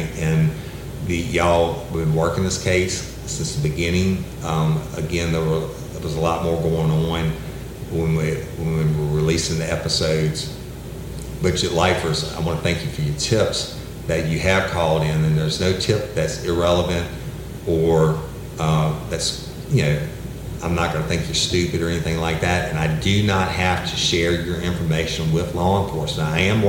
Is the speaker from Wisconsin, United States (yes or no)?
no; East Feliciana Parish, Louisiana, United States; But that's kind of rural, like Livingston or where I'm from, East Feliciana.